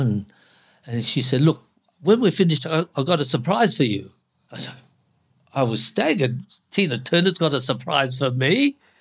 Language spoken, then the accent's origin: English; Hong Kong; now in Australia; I was born in Hong Kong